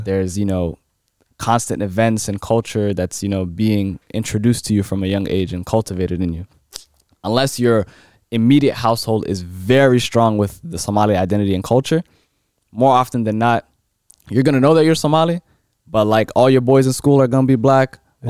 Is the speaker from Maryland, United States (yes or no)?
yes; Silver Spring, Maryland, United States; I'm from Maryland